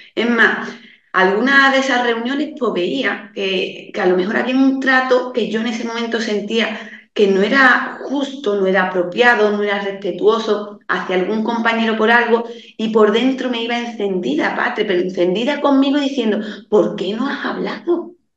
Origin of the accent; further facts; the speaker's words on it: Andalusia, Spain; Yo soy de un pueblo muy pequeñito, aquí en la campiña sevillana